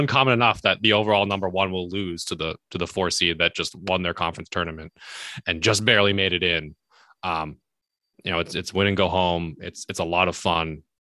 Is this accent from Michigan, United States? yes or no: no; New Hampshire, United States; moved away as an adult; also born or lived in upstate New York; now in Boston, United States; I'm originally from New Hampshire, so I've been in the Northeast pretty much my entire adult life.